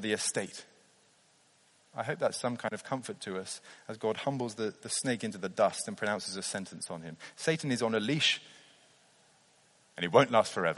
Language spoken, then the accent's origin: English; near Blenheim Palace in Oxfordshire, South East England, United Kingdom; I grew up near Blenheim Palace in Oxfordshire